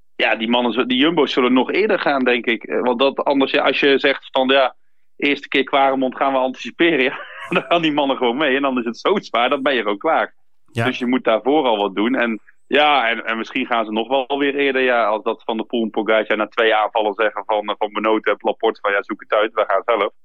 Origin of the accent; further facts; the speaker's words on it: Flanders, Belgium; ik ben in Vlaanderen opgegroeid